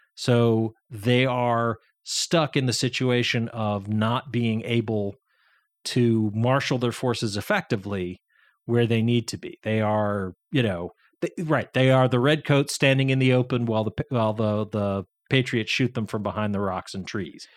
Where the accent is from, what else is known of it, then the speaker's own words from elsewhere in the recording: Massachusetts, United States; I'm from Massachusetts